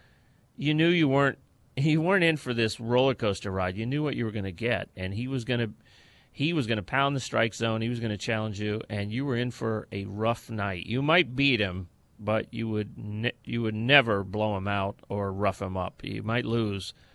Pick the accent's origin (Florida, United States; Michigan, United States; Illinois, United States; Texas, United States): Florida, United States; St. Petersburg; where I grew up and lived in the St. Pete, Tampa Bay area